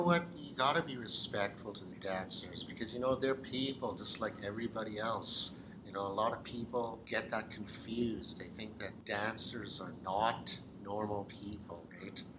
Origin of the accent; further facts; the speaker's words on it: British Columbia, Canada; also born or lived in Burlington, Ontario; Lived in BC for pretty much most of my life